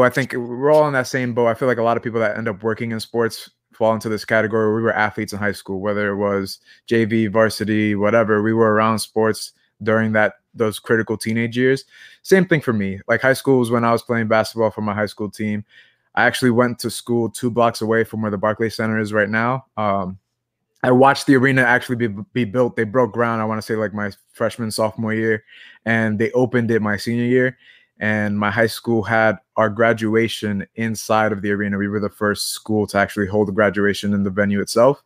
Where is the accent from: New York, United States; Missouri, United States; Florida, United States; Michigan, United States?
New York, United States; New York City; also born or lived in New Haven; I'm from Brooklyn, New York